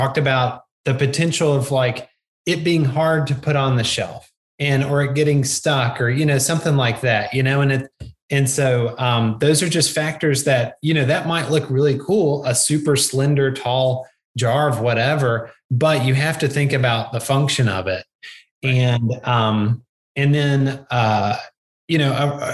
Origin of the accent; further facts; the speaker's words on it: the South, United States; I'm from the South